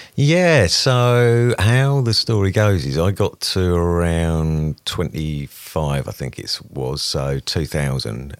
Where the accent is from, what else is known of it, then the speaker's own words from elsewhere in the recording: Brightlingsea, East of England, United Kingdom; from a small town in northeast Essex called Brightlingsea